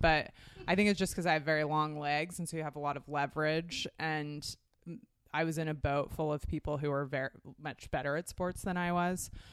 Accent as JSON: {"language": "English", "town": "Portland", "region": "Oregon", "country": "United States", "tie": "born or raised there", "said": "I grew up in Portland, Oregon"}